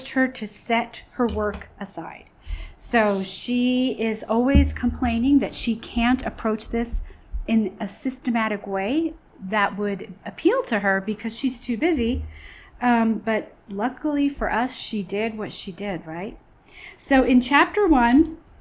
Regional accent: New York, United States; moved away; I'm originally from New York

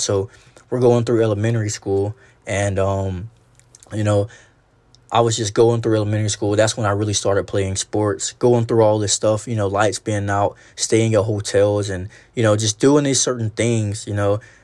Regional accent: Alabama, United States; I'm actually from Alabama

